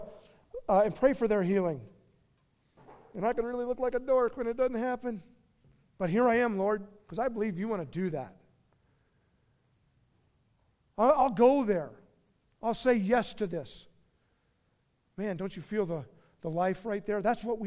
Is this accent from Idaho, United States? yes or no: no; Steamboat Springs, Colorado, United States; moved away; take a position in Steamboat Springs, my hometown